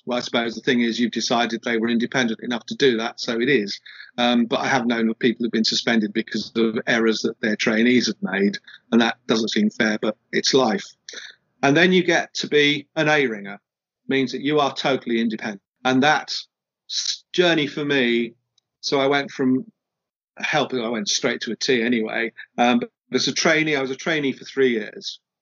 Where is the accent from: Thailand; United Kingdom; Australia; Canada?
United Kingdom; we're British